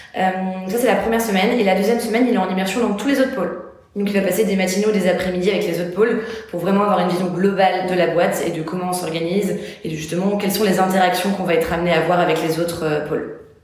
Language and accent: French; Bordeaux, Nouvelle-Aquitaine, France; moved away as an adult; now in Paris, France; j'ai quitté aussi du coup ma ville d'origine pour venir à Paris. Je suis issue de Bordeaux à la base